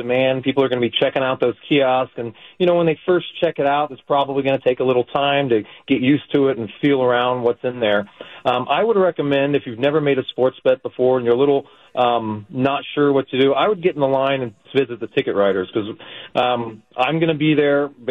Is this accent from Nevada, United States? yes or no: yes; Las Vegas, Nevada, United States; moved away as an adult; also born or lived in New York; My home is Las Vegas. That's kind of where I came into myself, I guess. So, but I moved from Las Vegas to New York